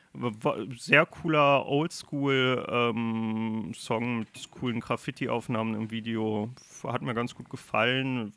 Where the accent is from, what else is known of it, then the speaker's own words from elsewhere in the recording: Germany; Ich bin Deutscher